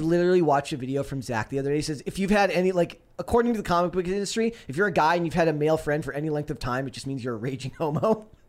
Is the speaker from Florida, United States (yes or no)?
no; Minnesota, United States; I'm from Minnesota